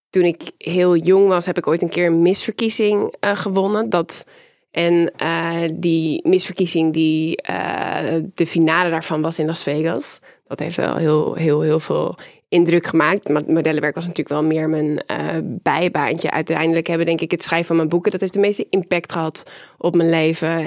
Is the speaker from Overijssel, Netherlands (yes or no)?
no; Amsterdam, North Holland, Netherlands; born or raised there; also born or lived in Groningen